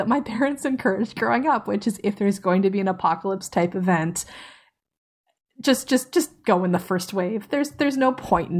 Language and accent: English; Tidewater, Virginia, United States; I grew up in Tidewater, Virginia, which is the home to Fort Eustis, an army base that handles logistics, and it's also home to the Norfolk Naval Base and Langley Air Force Base.